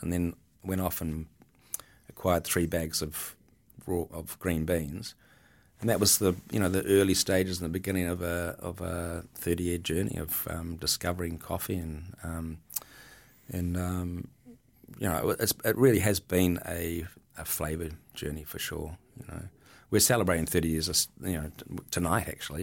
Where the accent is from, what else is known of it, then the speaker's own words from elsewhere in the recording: Milford, Auckland, New Zealand; as a kid growing up in Milford, um, in the seventies